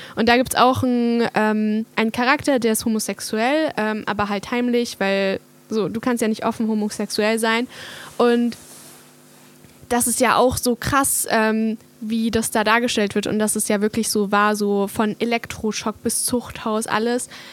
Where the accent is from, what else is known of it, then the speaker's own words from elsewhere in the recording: Hungary; moved away; ich komme ja aus Ungarn